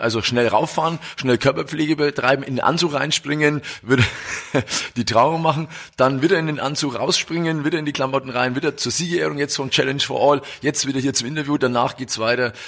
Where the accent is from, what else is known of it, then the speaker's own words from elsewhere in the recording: Roth, Bavaria, Germany; ich bin der Bürgermeister der Triathlon Hochburg Rot